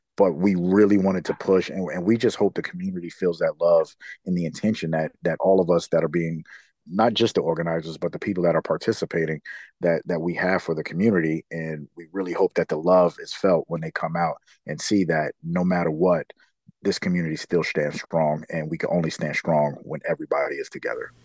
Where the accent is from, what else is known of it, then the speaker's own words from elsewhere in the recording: New York City, New York, United States; now in San Diego, United States; I'm from New York City